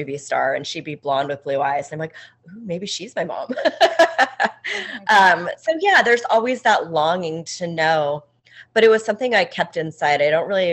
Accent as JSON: {"language": "English", "town": "Los Angeles", "region": "California", "country": "United States", "tie": "born or raised there", "said": "I was born in Los Angeles"}